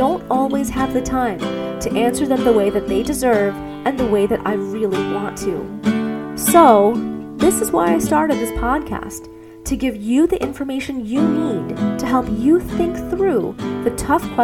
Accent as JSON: {"language": "English", "town": "New York City", "region": "New York", "country": "United States", "tie": "born or raised there", "moved": "as an adult", "lives_now": "Arizona, United States", "said": "I was growing up in New York City"}